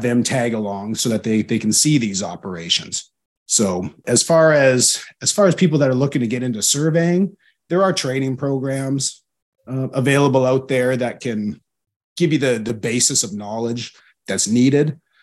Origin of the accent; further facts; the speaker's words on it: Alberta, Canada; moved away as an adult; I come from Alberta, which is a landlocked province in Canada